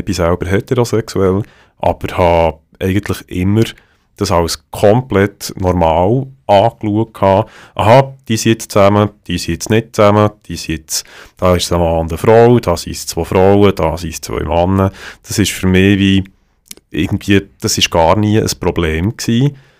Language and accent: German; Bern, Switzerland; accent: Bernese German; first language Bernese German; Es ist für mich als Berner viel, viel einfacher, wenn ich etwas mir überlege, das in meinem Kopf, noch, wenn ich es leislich mache, auf Berndeutsch mir zu überlegen